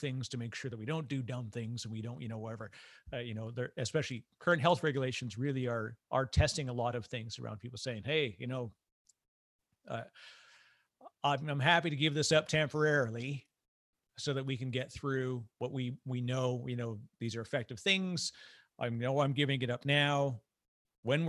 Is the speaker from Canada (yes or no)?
yes; Canada; I'm Canadian